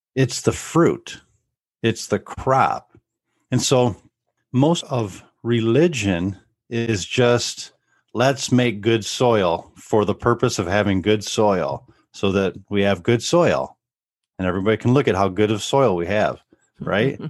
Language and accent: English; Northwest Ohio, United States; We grew up here in Northwest Ohio